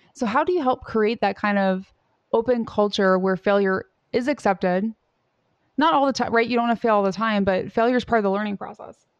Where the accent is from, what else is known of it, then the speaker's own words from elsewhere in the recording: Southern Indiana, United States; I grew up in Southern Indiana